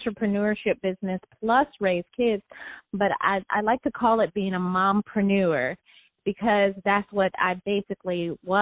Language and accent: English; Detroit, Michigan, United States; born or raised there